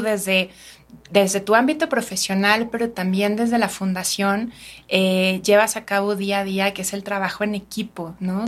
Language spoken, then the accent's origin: Spanish; Mexico; tenemos que saber como mexicanos